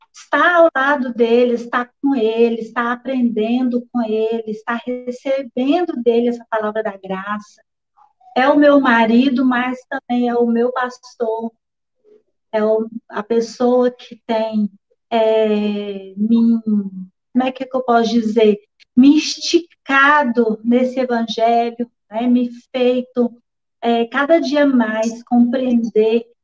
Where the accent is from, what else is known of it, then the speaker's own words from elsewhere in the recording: Corinto, Minas Gerais, Brazil; also born or lived in Curvelo; now in Belo Horizonte, Brazil; eu nasci aqui em Belo Horizonte mesmo, com a idade de 10 anos. Então, meus pais foram enviados à cidade de Corinto para apacentar ali uma igreja, onde eu cresci